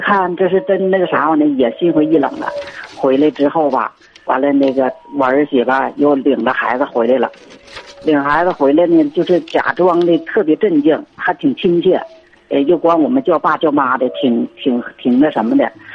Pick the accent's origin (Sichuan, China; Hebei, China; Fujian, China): Hebei, China; Qinhuangdao; 我们是秦皇岛的